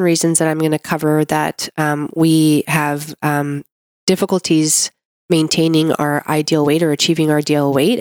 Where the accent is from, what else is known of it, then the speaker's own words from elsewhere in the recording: Canada; I'm a Canadian medical doctor